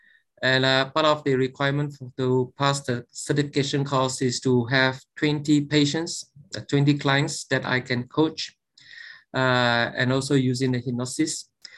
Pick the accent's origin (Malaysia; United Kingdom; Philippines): Malaysia; I'm from Malaysia.